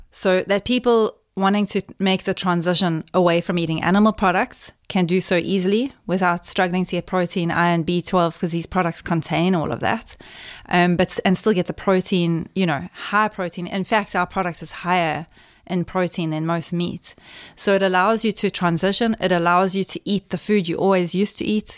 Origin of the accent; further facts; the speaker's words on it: Cato Ridge, KwaZulu-Natal, South Africa; moved away; I grew up in the, in KwaZulu-Natal, which is, um, uh, on the East Coast